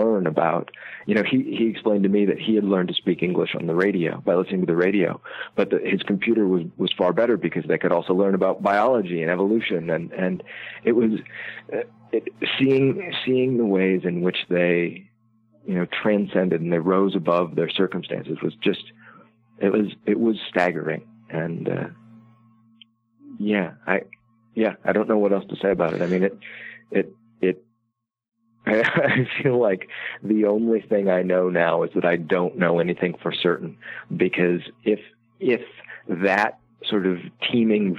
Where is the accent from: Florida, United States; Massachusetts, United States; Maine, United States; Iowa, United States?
Iowa, United States; I grew up in Iowa